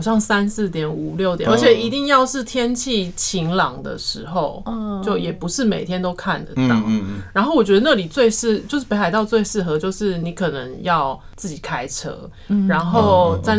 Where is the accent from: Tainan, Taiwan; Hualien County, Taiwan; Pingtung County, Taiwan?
Pingtung County, Taiwan; moved away; 因为我们是屏东长大的，然后我就觉得在那边感受到我小时候在屏东的那种感觉，